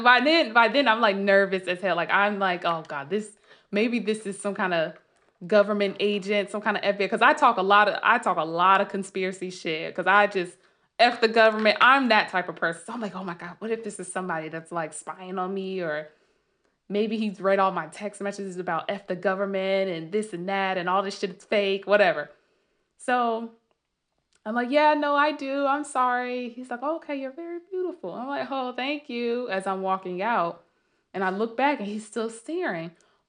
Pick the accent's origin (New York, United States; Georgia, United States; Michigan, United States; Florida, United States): Georgia, United States; Sandy Springs; And luckily I had the pleasure of living here and growing up in Sandy Springs, Dunwoody.